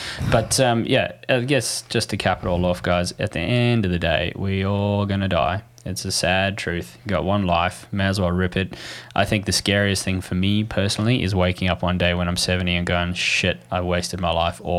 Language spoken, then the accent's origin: English; South Africa; So I'm from South Africa.